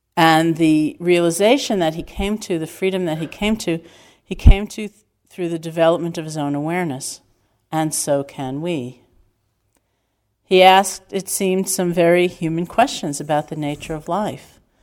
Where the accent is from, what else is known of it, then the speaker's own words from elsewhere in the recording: New York City, New York, United States; growing up in New York City